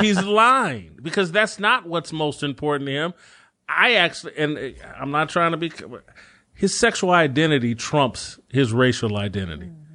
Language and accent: English; United States; born in this country